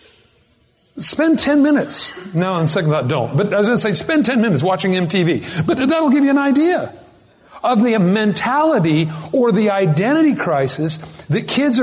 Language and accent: English; United States; I'm American.